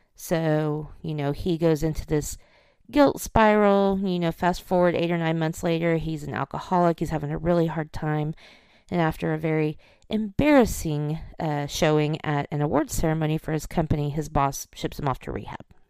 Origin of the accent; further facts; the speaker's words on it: Oklahoma, United States; I'm from Oklahoma, and I remember when I was in college